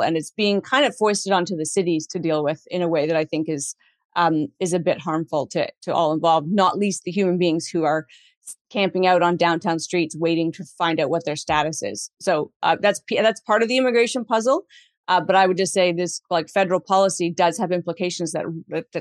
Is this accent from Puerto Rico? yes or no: no; Canada; ourselves as Canadian